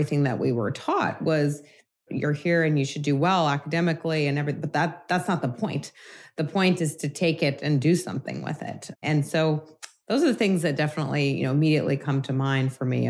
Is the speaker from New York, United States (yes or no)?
yes; New York City, New York, United States; I did, born and raised, a native.